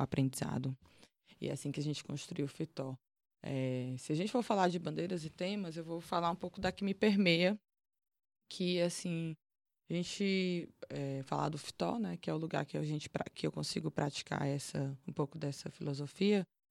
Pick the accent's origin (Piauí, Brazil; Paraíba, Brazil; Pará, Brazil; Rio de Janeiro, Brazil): Piauí, Brazil; Teresina; moved away; also born or lived in Fortaleza, Ceará; Mas eu fui criada no Piauí, em Teresina